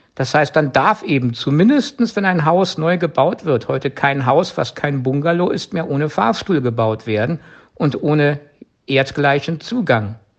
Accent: Germany; bei uns in Deutschland

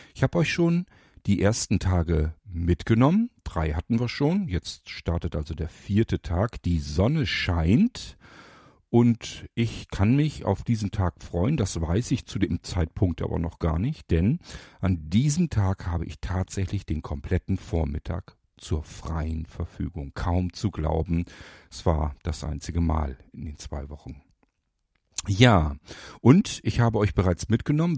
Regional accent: Lower Saxony, Germany; bei uns in Niedersachsen

